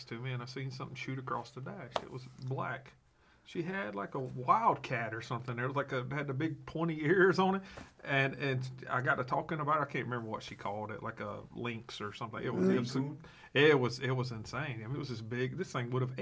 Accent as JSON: {"language": "English", "region": "South Georgia", "country": "United States", "tie": "born or raised there", "also_born_or_lived": "Wisconsin", "moved": "as an adult", "said": "I grew up down in Georgia, in South Georgia"}